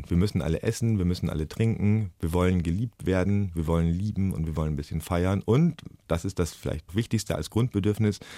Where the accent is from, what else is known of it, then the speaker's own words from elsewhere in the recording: Germany; Ich bin Lehrer, ich bin aus Deutschland, habe ich da oft gesagt.